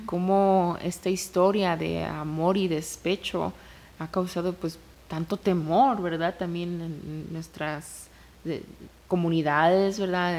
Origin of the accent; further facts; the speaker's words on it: Mexico; como mexicana